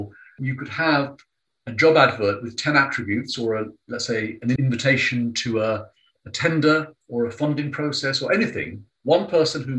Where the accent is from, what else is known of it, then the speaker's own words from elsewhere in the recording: London, United Kingdom; I have an Indian father, Italian mother, growing up in London.